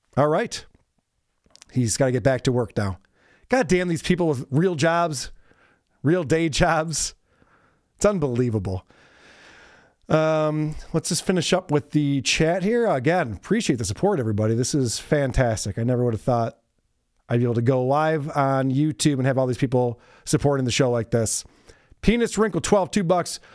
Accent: New York, United States; I also am a New Yorker. I also live in New York

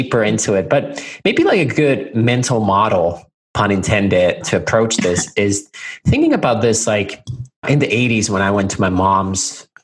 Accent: Finland; moved away; I'm originally from Finland, hence the really difficult name by a vowel. And I'm a 13th generation family farmer. So our family has had, at least since 1619, a farm in near the town of Nokia, Finland

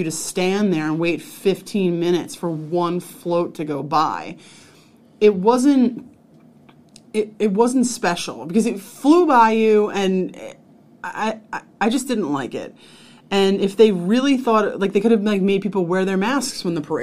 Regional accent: New York, United States; I'm from New York

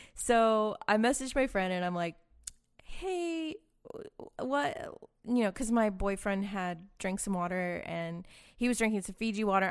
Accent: Boston, Massachusetts, United States; now in Austin, United States; I'm from Boston

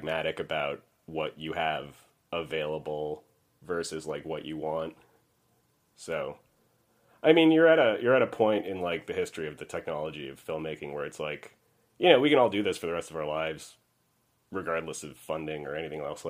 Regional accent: Montreal, Quebec, Canada; moved away as an adult; now in United States; I'm from Montreal originally, so the education system there has like a pre-college called Cégep. And so when I got out of high school and I went to Cégep

